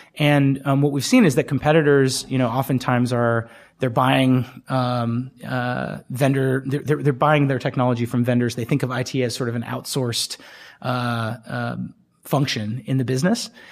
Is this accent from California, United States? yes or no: yes; Bay Area, California, United States; I grew up in the Bay Area